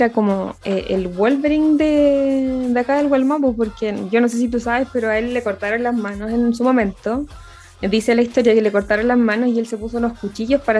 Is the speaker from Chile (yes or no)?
yes; Concepción, Biobío, Chile; nosotros somos de Concepción y una vez que tocaron acá, el 2000 y algo por allá, en el teatro acá de Conce